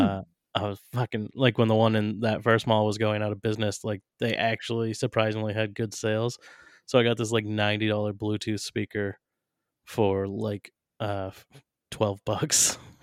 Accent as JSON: {"language": "English", "region": "New Hampshire", "country": "United States", "tie": "born or raised there", "said": "my home state of New Hampshire"}